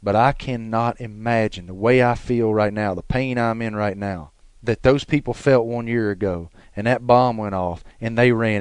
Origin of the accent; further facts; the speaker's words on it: the South, United States; we're from the South